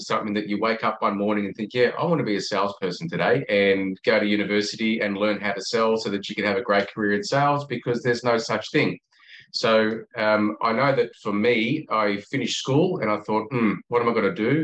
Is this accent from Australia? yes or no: yes; Australia; accent: Australian; I'm obviously an Australian, you can tell by the accent